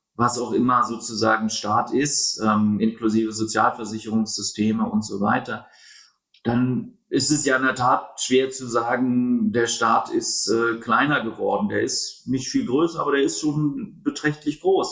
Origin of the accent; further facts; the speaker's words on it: Berlin, Germany; also born or lived in United States; geboren in Berlin, ein Berliner